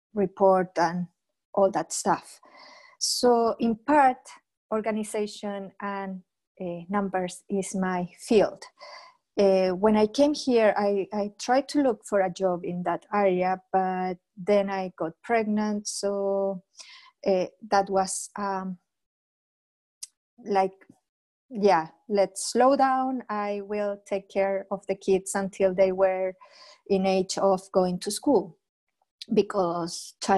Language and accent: English; Chile; moved away as an adult; now in Scotland, United Kingdom; I'm from Chile, but I'm living in Scotland for the past 16 years already